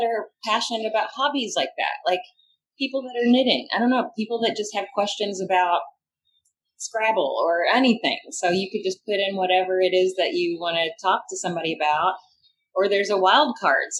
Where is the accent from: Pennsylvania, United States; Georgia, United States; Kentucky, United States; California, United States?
Kentucky, United States; also born or lived in New York City; now in Louisville, United States; my home state of Kentucky